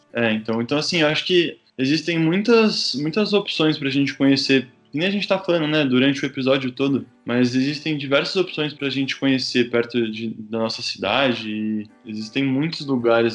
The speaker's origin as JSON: {"language": "Portuguese", "region": "São Paulo", "country": "Brazil", "tie": "born or raised there", "said": "eu sou de São Paulo, né? Nasci em São Paulo"}